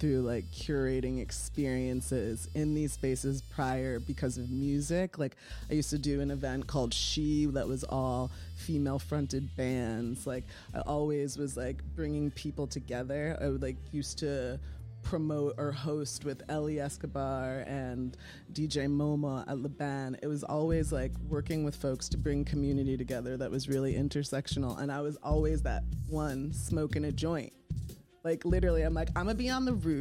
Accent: Massachusetts, United States; now in New York City, United States; my family's from Grenada. Dominica, but I'm first gen. I was born in Massachusetts

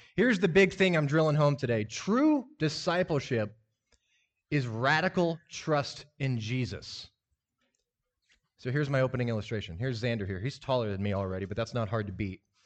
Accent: Lincoln, Nebraska, United States; I grew up in Lincoln, Nebraska, grew up in the church

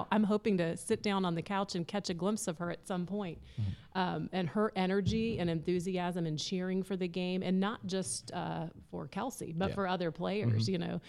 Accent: San Francisco, California, United States; born there; I was born in San Francisco, so I would feel compelled.

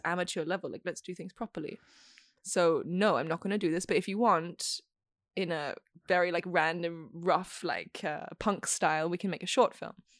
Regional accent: Australia; moved away as an adult; also born or lived in Beijing / Bosnia and Herzegovina; now in Italy; I'm currently based in Italy, but I'm Australian

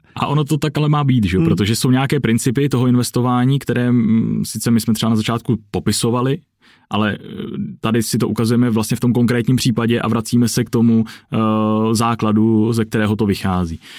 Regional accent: Czechia; jako Čech

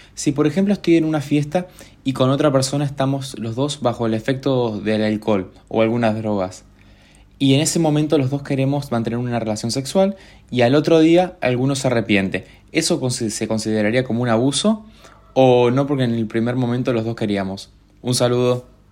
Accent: San Javier, Santa Fe, Argentina; soy de San Javier.

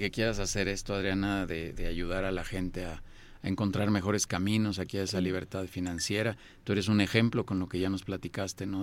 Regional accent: Mexico; yo también soy mexicano

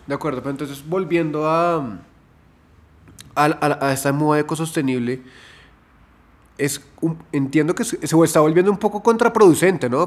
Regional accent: Colombia; nosotros, como colombianos, hemos sido educados

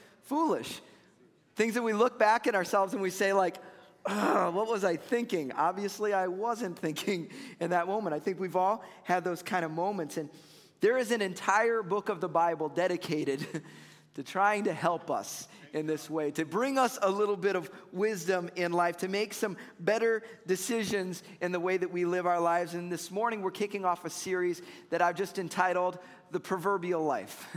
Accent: Chicago, Illinois, United States; I grew up in Chicago

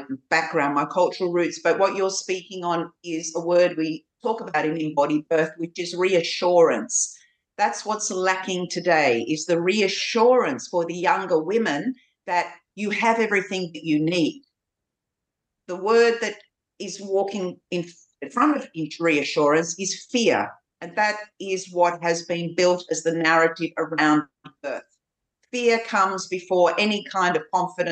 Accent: Ballarat, Victoria, Australia; also born or lived in Kuwait; I grew up in Australia, in this very white Australia culture

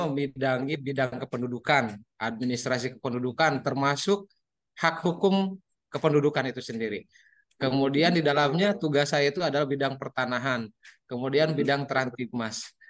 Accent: Selamanik, West Java, Indonesia; also born or lived in Majalengka; alhamdulillah kalau saya lahir dan tumbuh besar di Selama Selamanik.

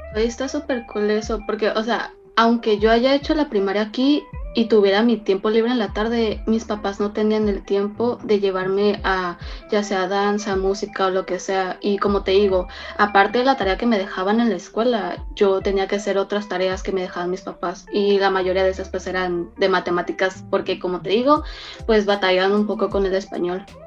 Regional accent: Mexico; also born or lived in China; yo en lo personal nací en China, pero este, tuve mi infancia y e hice mi educación básica aquí en México.

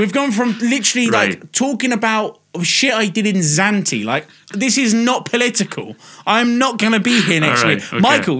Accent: England, United Kingdom; I'm English

